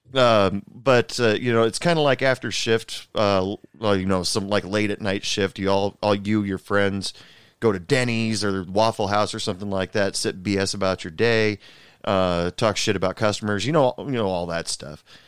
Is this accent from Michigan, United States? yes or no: no; Portland, Oregon, United States; now in Texas, United States; I'm originally from Portland, Oregon, but I live in Texas right now.